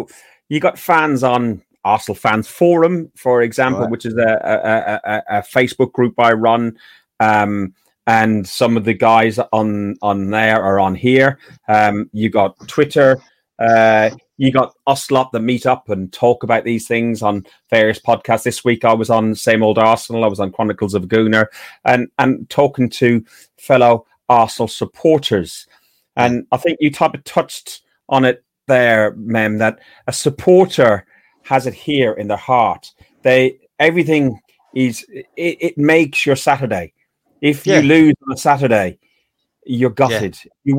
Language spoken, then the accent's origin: English; Ireland; I will follow England in a tournament, but I'm Irish. I will always support Ireland through and through.